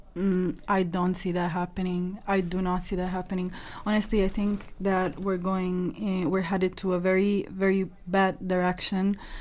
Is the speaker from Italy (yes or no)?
yes; Italy; moved away; I grew up in Italy